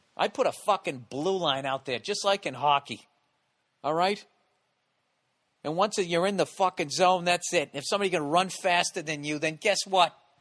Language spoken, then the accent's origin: English; United States; as an American in my country